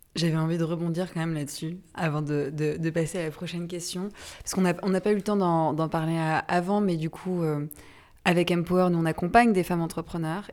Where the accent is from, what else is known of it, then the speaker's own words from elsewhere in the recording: Brittany, France; Je suis bretonne, comme mon prénom l'indique